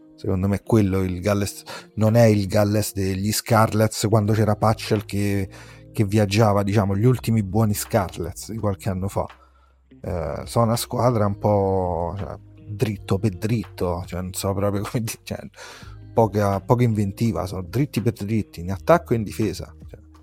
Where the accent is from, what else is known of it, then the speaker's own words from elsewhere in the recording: Rome, Lazio, Italy; si sente il mio accento, sono di Roma